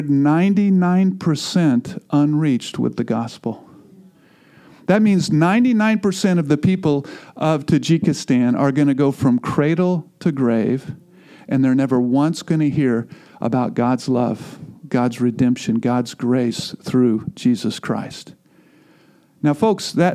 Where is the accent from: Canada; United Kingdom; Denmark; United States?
United States; Missouri; I'm from Missouri